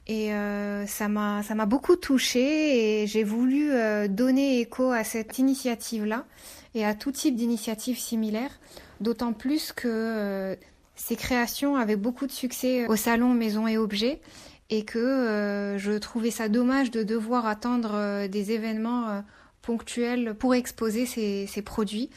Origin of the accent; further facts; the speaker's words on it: Morocco; moved away as an adult; also born or lived in France; je suis née et j'ai grandi au Maroc